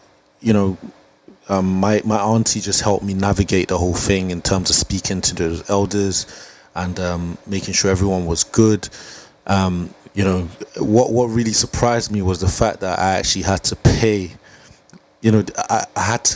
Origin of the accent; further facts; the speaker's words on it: England, United Kingdom; also born or lived in Nigeria; I was born in Nigeria at the age of I came to England at the age of 6